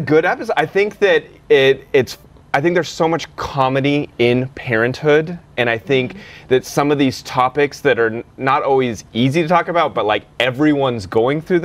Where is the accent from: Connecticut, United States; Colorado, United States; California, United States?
Colorado, United States; Denver; moved away; Denver, by the way, which is my hometown